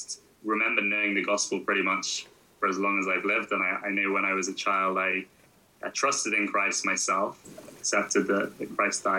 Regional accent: Surrey, South East England, United Kingdom; I grew up in Surrey, county southwest of London.

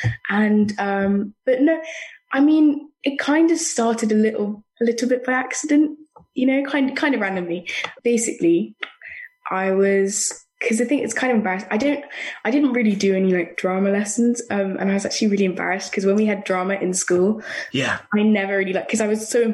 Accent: London, United Kingdom; I'm from London in England.

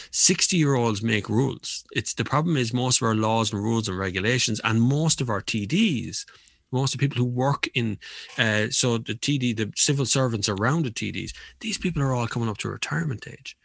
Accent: Kildare, Leinster, Ireland; my hometown used to be Kildare Town

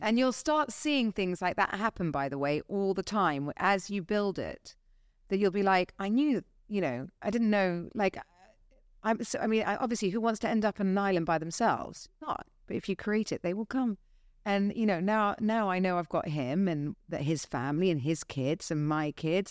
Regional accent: Dorset, South West England, United Kingdom; now in Dubai, United Arab Emirates; I grew up in Dorset

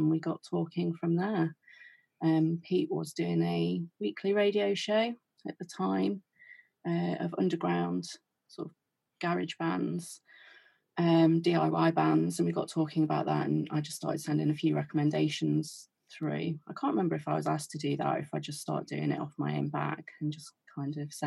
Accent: Derby, East Midlands, United Kingdom; we're both from Derby

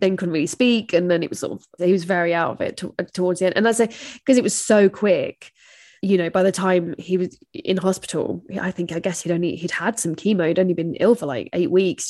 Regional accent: England, United Kingdom; as an English person

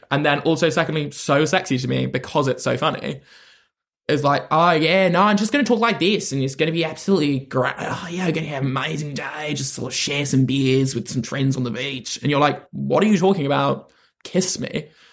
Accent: London, United Kingdom; I'm from London, and I would always be like, "I'm from London."

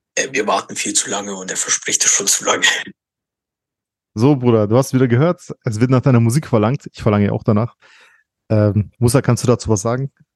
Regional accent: Bayreuth, Bavaria, Germany; ich komme aus Bayreuth

